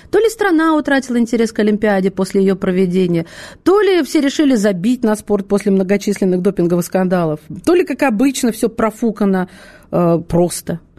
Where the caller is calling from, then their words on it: Khabarovsk, Khabarovsk Krai, Russia; я из Хабаровска.